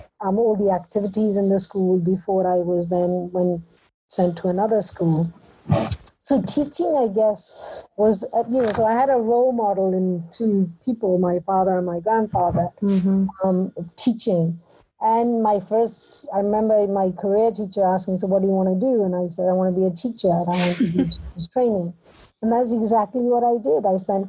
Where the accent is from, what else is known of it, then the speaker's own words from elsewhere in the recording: Punjab, India; born there; I was born in India. Mm-hmm. In Punjab, in a rural village.